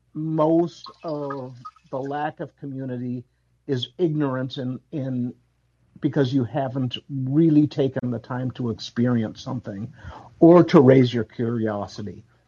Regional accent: Chicago, Illinois, United States; My parents were Puerto Rican, but I was born in Chicago.

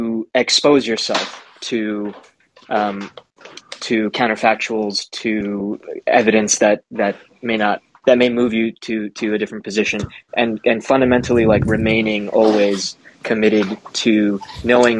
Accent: New York City, New York, United States; I grew up in Queens

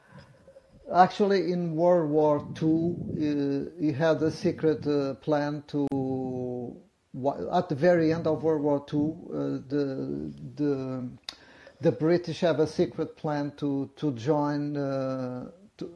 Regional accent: Portugal; now in United States; I'm originally from Portugal, but I live in the United States.

